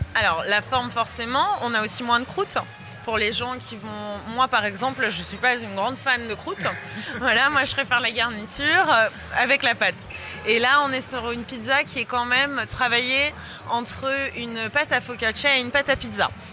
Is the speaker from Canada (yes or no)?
no; France; en tant que Française et passionnée de gastronomie